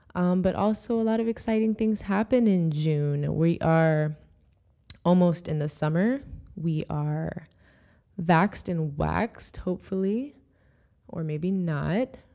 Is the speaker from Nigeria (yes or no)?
no; Jamaica; now in United States; I wanna see my country do well